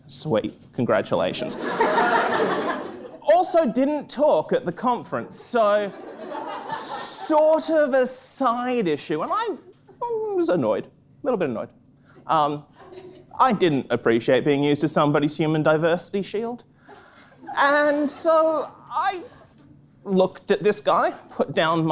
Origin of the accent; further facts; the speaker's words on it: Australia; moved away; I'm from Australia. I'm from a small town in Australia